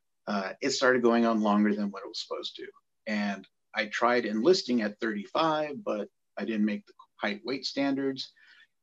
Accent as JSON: {"language": "English", "town": "San Antonio", "region": "Texas", "country": "United States", "tie": "born or raised there", "lives_now": "Cibolo, United States", "said": "having grown up just across the railroad tracks from Fort Sam Houston"}